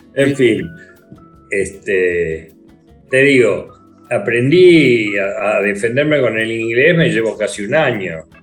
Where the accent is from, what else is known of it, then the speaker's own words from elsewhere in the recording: Argentina; also born or lived in London; en mi país, donde soy conocido